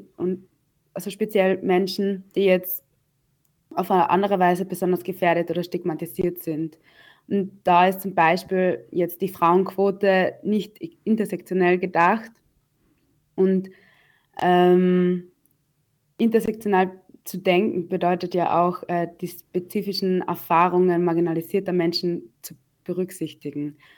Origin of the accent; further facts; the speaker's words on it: Austria; ich bin eh in Österreich geboren, ich bin Österreicherin